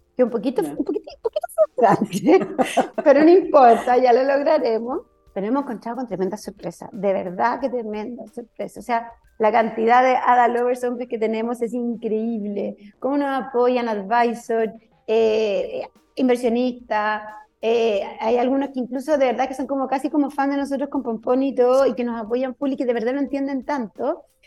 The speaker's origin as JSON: {"language": "Spanish", "country": "Chile", "said": "somos chilenas"}